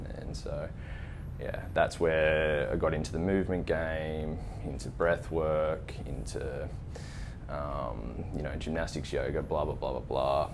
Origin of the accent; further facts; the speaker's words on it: Scone, New South Wales, Australia; I grew up in a small country town